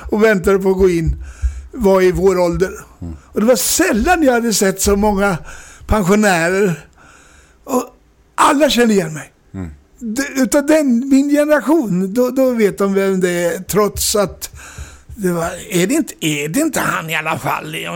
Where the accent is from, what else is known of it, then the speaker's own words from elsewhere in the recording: Norrköping, Östergötland, Sweden; Norrköping. Mm kommer jag ifrån.